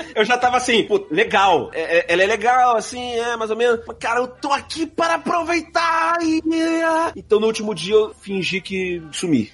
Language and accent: Portuguese; Rio de Janeiro, Brazil; eu sou do Rio